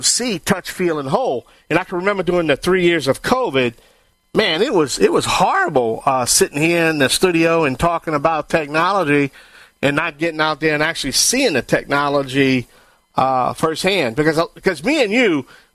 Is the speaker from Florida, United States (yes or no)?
no; Cajun, the Bayou Land, Louisiana, United States; I am the Cajun Man from the Bayou Land